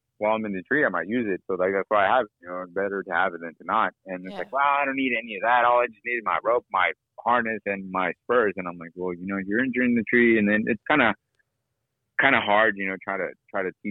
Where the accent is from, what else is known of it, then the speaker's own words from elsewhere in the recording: Nashville, Tennessee, United States; me growing up in Nashville